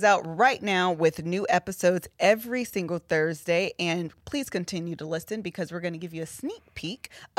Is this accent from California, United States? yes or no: no; Pittsburgh, Pennsylvania, United States; we're just moms from Pittsburgh. … I'm just a mom of two amazing kids and husband and amazing dog.